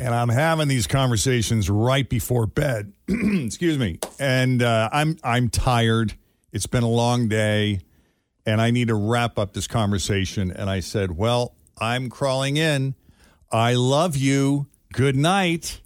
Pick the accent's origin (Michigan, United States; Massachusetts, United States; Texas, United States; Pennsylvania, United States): Massachusetts, United States; Boston; moved away as an adult; now in Cincinnati, United States; I'm originally from the Boston area.